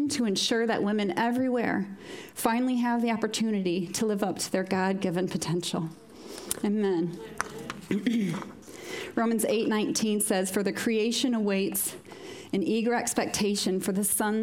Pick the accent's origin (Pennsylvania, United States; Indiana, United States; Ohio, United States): Indiana, United States; small farming town in northern; moved away as an adult; now in Moira, United Kingdom; a little small farming town outside Chicago. So northern Indiana.